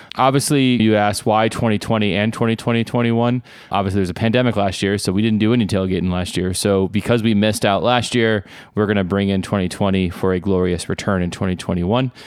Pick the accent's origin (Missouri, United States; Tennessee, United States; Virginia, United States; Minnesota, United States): Tennessee, United States; Nashville; also born or lived in Buffalo, New York; Nashville, Tennessee, where I grew up and currently reside